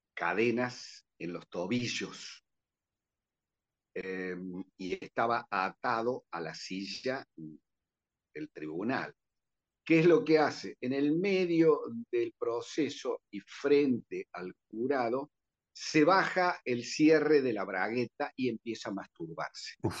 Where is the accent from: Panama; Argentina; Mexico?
Argentina